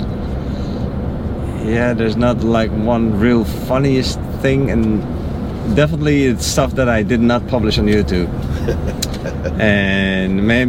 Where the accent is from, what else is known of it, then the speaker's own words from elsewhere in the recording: Netherlands; moved away as an adult; now in United States; I'm from the Netherlands.